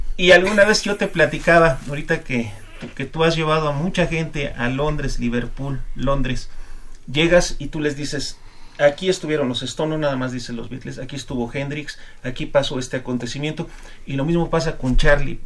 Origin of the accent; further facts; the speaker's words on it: Mexico; nosotros como mexicanos